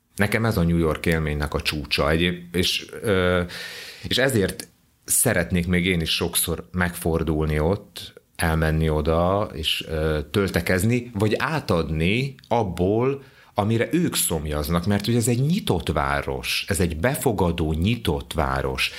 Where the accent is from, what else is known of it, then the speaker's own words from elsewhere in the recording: Hungary; Gyoszó Jungaró, vagyis hogy magyar vagyok